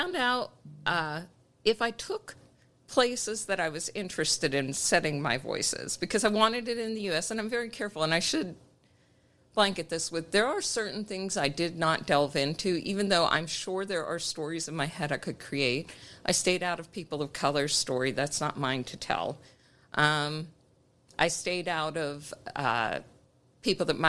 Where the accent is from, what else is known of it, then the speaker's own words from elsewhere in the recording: Pittsburgh, Pennsylvania, United States; moved away as an adult; I'm from Pittsburgh area, right outside of Pittsburgh